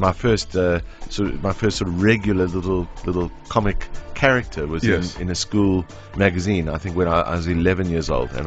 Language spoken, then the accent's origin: English; Cape Town, Western Cape, South Africa; I'm from Cape Town